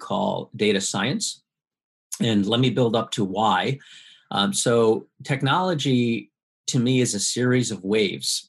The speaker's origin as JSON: {"language": "English", "region": "Midwest", "country": "United States", "tie": "born or raised there", "also_born_or_lived": "Silicon Valley", "moved": "as an adult", "said": "my parents are from Taiwan. I grew up in the Midwest mostly"}